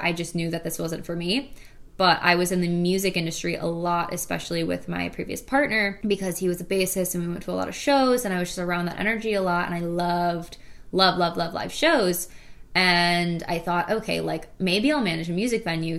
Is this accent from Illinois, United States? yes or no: yes; Illinois, United States; moved away as an adult; also born or lived in Wisconsin / Chicago / Boulder; I'm originally from Illinois, so I really stuck around that area.